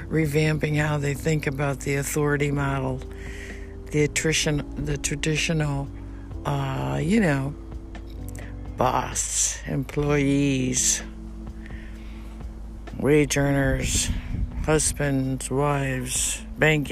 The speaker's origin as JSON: {"language": "English", "town": "New York City", "region": "New York", "country": "United States", "moved": "yes", "said": "I'm from New York."}